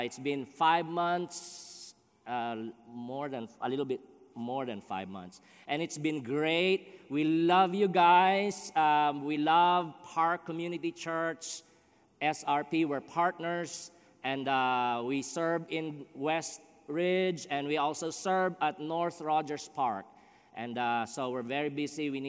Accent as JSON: {"language": "English", "country": "Philippines", "also_born_or_lived": "Dyer, Indiana", "moved": "as an adult", "lives_now": "Chicago, United States", "said": "I'm from the Philippines"}